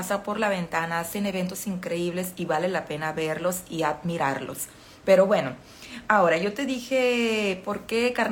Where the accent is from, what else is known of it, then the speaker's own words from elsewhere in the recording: Mexico; moved away as an adult; now in Brazil; soy mexicana y actualmente estoy en Brasil, ¿verdad? Y ya tengo un tiempo viviendo aquí